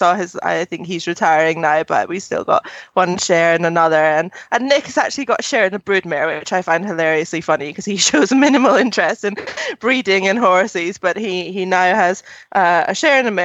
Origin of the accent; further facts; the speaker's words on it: Scotland, United Kingdom; I'm proud of my home country.